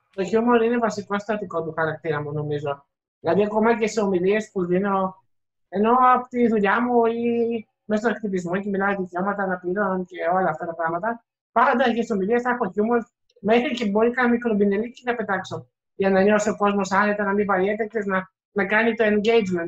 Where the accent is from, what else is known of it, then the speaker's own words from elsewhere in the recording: Greece; είμαι Πολωνό, αλλά γεννήθηκα και εδώ στην Ελλάδα.